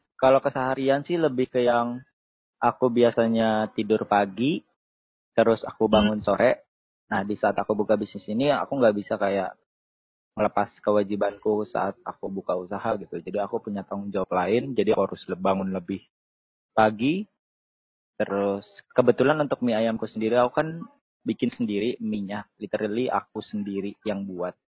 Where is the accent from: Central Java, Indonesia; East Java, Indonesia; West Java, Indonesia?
West Java, Indonesia; Bekasi; Asalku dari Bekasi